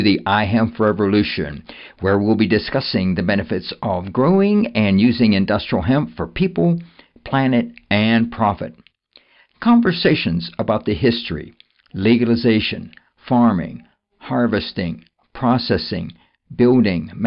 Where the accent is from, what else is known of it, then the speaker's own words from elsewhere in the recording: Pennsylvania, United States; we're from the Keystone State